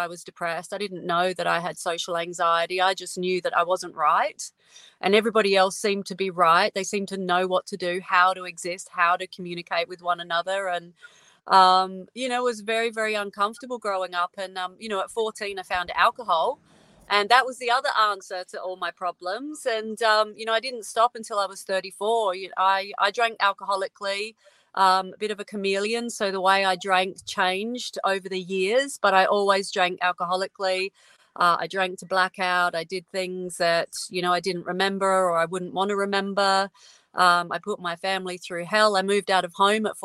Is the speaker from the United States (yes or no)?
no; Adelaide, South Australia, Australia; moved away; I'm an Adelaide girl, South Australia. I'm not there anymore, but I grew up there.